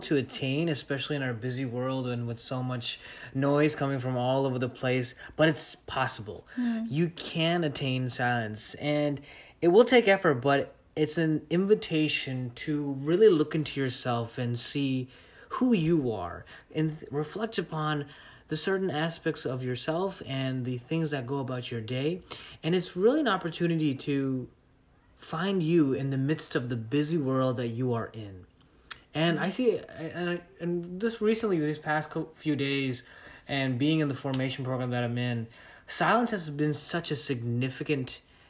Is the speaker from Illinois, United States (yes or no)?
yes; Chicago, Illinois, United States; now in Florida, United States; I'm originally from Chicago, and I moved here to Florida.